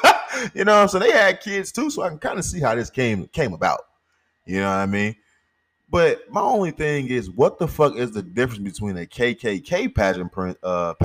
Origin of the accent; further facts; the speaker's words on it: St. Louis, Missouri, United States; I'm from St. Louis. Raised in St. Louis